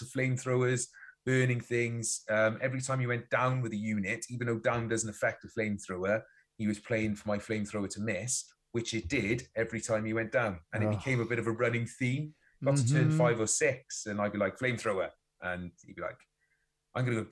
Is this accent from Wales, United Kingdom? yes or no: yes; Wales, United Kingdom